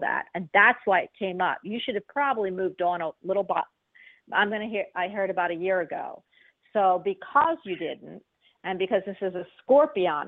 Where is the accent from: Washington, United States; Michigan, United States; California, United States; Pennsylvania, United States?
Pennsylvania, United States; Philadelphia; That's where I'm from, born and raised.